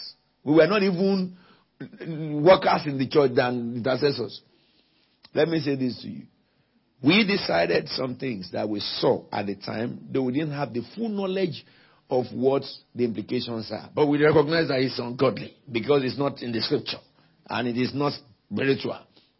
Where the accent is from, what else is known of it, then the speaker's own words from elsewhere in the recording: United Kingdom; I'm not an African. I'm not a Caribbean. I'm Brexit. I'm British.